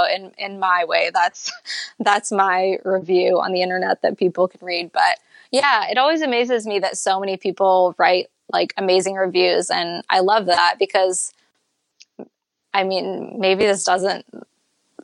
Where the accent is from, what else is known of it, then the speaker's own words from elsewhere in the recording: Maine, United States; Growing up in Maine